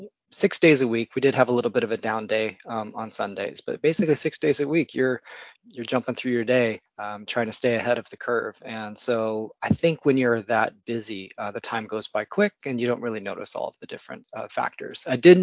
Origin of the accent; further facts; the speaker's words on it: California, United States; So I'm actually a California native. I was born and raised in the Central Valley, born in Sacramento, but my dad worked for the state. And so we moved around a bit every time he kind of had a new position.